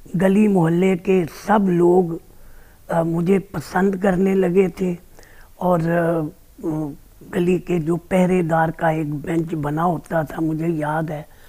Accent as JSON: {"language": "Hindi", "town": "Amritsar", "region": "Punjab", "country": "India", "tie": "born or raised there", "said": "अमृतसर का रहने वाला हूँ"}